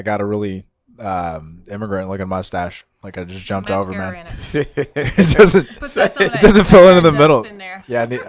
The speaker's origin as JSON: {"language": "English", "town": "El Paso", "region": "Texas", "country": "United States", "said": "I'm from El Paso, man. It's right next to Mexico."}